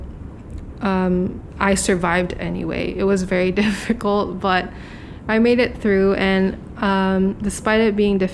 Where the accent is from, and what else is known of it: Hong Kong; born or raised there